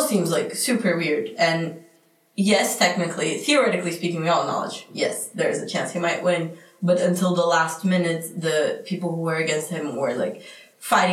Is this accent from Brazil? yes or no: yes; Brazil; now in Mostar, Bosnia and Herzegovina; I am from Brazil, and I am studying in UWC Mostar